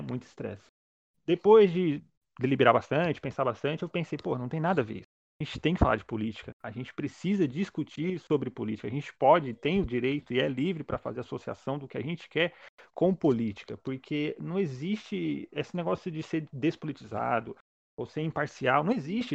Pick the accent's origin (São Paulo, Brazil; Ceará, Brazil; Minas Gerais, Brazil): São Paulo, Brazil; Santo André; eu sou daqui de Santo André